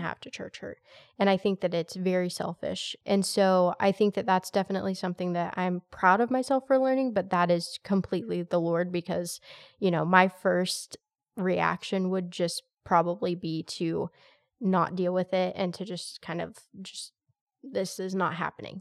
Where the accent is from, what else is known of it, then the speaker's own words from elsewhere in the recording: United States; I'm very American to my core